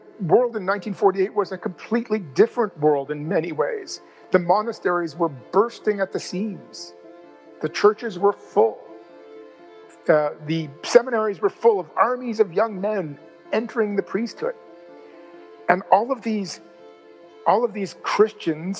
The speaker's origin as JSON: {"language": "English", "town": "St. John's", "region": "Newfoundland and Labrador", "country": "Canada", "tie": "born or raised there", "said": "my hometown of St. John's"}